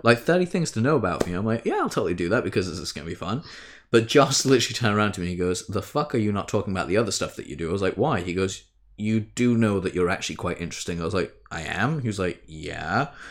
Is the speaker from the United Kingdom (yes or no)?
yes; United Kingdom; we're both British